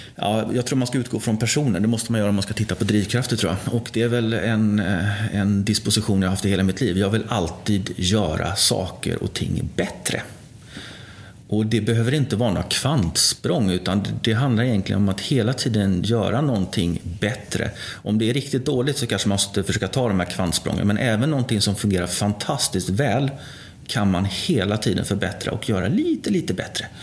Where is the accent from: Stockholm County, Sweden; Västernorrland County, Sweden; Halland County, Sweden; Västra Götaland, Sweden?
Västra Götaland, Sweden; Gothenburg; moved away as an adult; now in Gävle, Sweden; jag är uppvuxen i Göteborg, i Fiskebäck